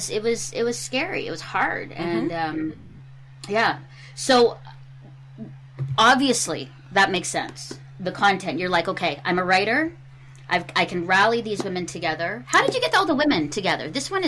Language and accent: English; Philippines; I'm Filipino, so then Filipinos were at fault